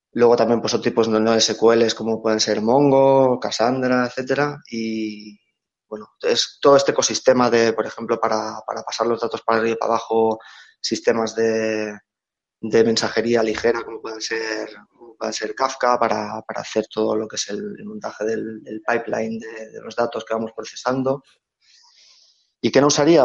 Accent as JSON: {"language": "Spanish", "town": "Reus", "region": "Catalonia", "country": "Spain", "tie": "born or raised there", "moved": "as an adult", "lives_now": "Barcelona, Spain", "said": "pese a que nací en Barcelona, me crié en, Reus"}